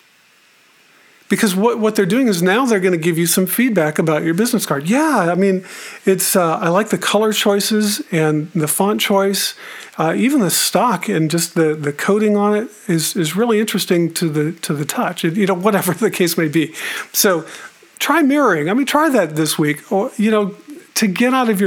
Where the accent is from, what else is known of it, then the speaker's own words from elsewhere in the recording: Tucson, Arizona, United States; growing up in Tucson, I've mentioned before that I grew up there